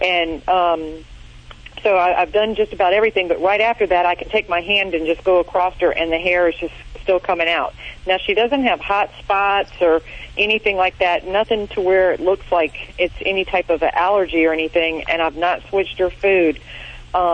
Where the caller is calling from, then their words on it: North Carolina, United States; North Carolina.